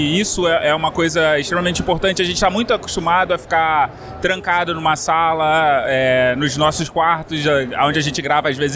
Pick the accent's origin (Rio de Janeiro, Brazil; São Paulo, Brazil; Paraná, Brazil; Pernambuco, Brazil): Rio de Janeiro, Brazil; do Galera do Hall e eu sou do Rio de Janeiro.